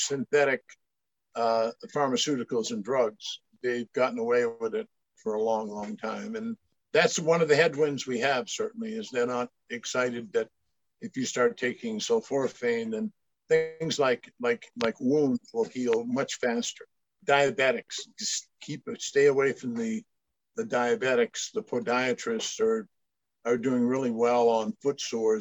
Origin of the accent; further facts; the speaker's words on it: northern Maine, United States; moved away; I grew up, 20 miles from Quebec, Canada.